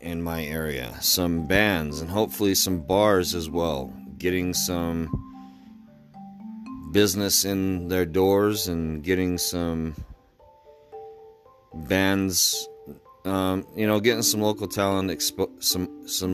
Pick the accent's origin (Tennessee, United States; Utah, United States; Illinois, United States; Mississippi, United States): Utah, United States; Layton; my little garage in my hometown of Layton, Utah